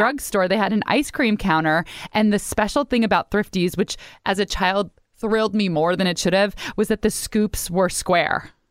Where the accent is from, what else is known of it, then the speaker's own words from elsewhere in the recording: Pleasanton, California, United States; I'm from Pleasanton